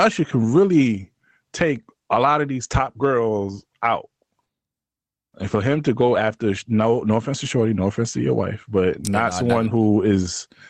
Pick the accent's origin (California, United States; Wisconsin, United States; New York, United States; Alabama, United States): New York, United States; I'm from New York.